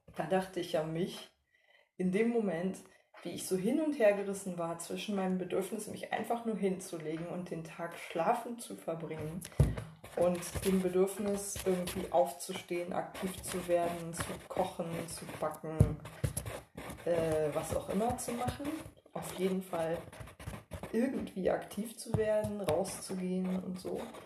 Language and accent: German; East Germany, Germany; ich als Ostdeutsche